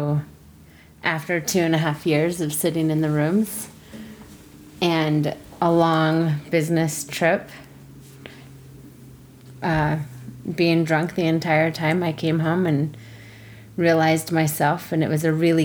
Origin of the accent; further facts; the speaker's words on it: Lafayette, Colorado, United States; also born or lived in Denver, Colorado / Indian reservation; I was born in Denver, Colorado, and I grew up the majority of my life in Lafayette, Colorado